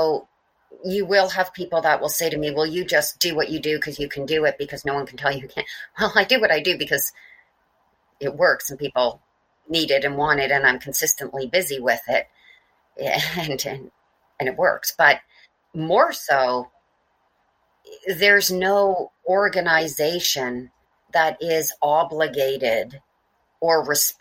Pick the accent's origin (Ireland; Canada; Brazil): Canada; Mississauga, Ontario; I was born in Port Credit, Ontario